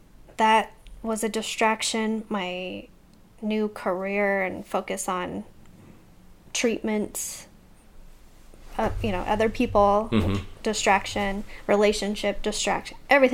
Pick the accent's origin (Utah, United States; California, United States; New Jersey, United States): Utah, United States; Rose Park.